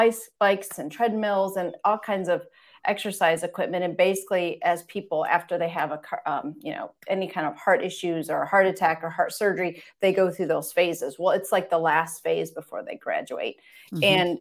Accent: Michigan, United States; Well, my background, I guess I grew up in Michigan, kind of rural farmland atmosphere, grew up next to my grandparents, and everyone on that road kind of was very down to earth people.

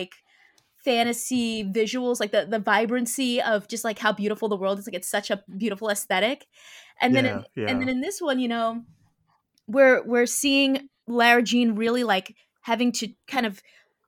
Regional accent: New York, United States; I'm from New York, so to see like them going to Magnolia Bakery and eating banana pudding, I'm like, oh my gosh, I miss that.

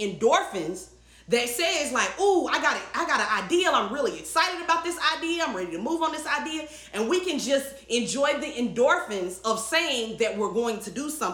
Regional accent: the South, Southern United States, United States; I grew up hearing in the South. You know, a Southern girl

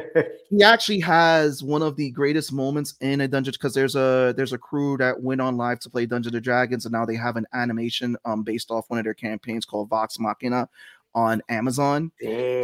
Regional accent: New York City, New York, United States; I grew up in the Bronx

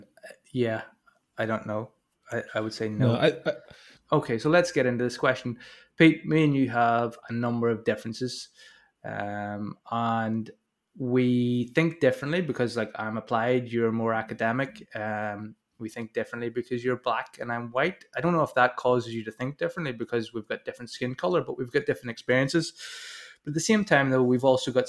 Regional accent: Northern Ireland, United Kingdom; growing up in Northern Ireland

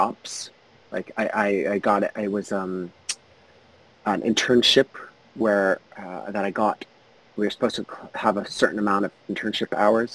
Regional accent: Canada; I'm Canadian

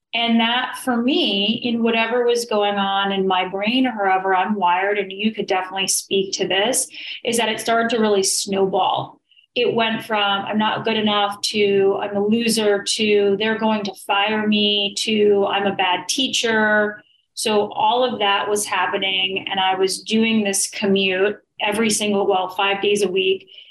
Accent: New York, United States; I'm originally from New York

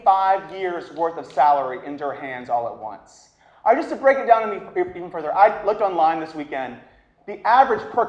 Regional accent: the South, United States; I'm from the South, I say oil.

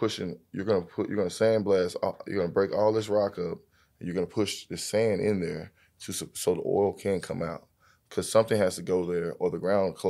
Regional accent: Fort Worth, Texas, United States; I'm from Fort Worth, Texas.

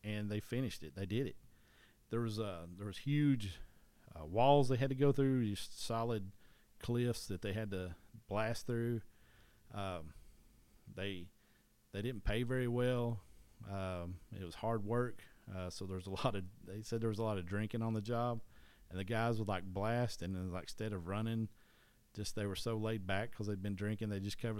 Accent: East Tennessee, United States; I'm from East Tennessee

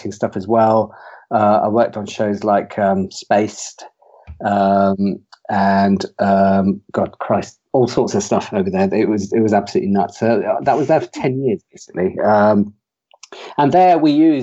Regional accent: Leicester, East Midlands, United Kingdom; moved away; also born or lived in South Coast, England; I come from Leicester

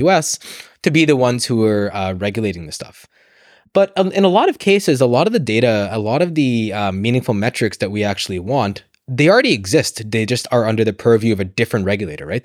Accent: United States; moved away as an adult; now in London, United Kingdom; I grew up in the States. You can probably tell from my accent.

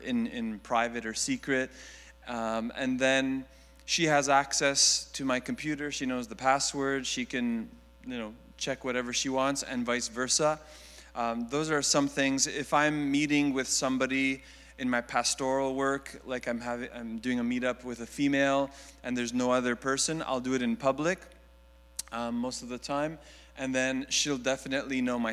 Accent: Montreal, Quebec, Canada; now in Greater Toronto Area, Canada; I grew up in Montreal

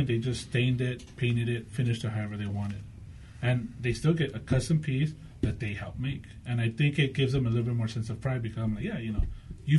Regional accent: Los Angeles, California, United States; now in Whittier, United States; No, I was born in Los Angeles. I grew up in Los Angeles.

